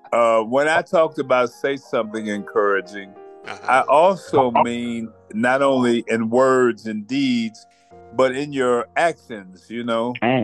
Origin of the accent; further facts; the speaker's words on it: Chicago, Illinois, United States; coming to you by way of the state of Texas, the city of Illinois, my hometown, Chicago.